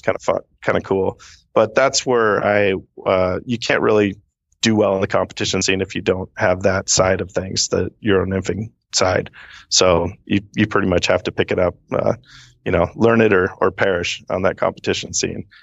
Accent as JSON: {"language": "English", "town": "Seattle", "region": "Washington", "country": "United States", "tie": "born or raised there", "also_born_or_lived": "Redmond, Washington", "said": "born and raised in the Seattle area"}